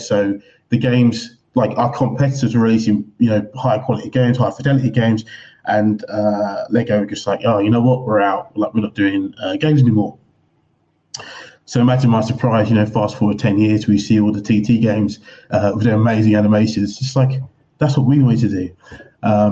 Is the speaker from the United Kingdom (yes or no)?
yes; England, United Kingdom; moved away as an adult; Growing up in England